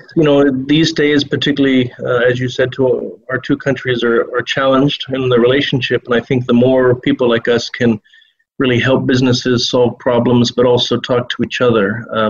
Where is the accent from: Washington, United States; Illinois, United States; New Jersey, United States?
Washington, United States; Bremerton; moved away as an adult; also born or lived in Seattle, United States / Changchun, China / Beijing, China; now in Shanghai, China; I'm originally actually from Bremerton, which is close to Seattle. And at the age of 19, after college, I became adventurous and decided to go to China. I ended up in a city close to North Korea called Changchun, which is in the northeastern part of the country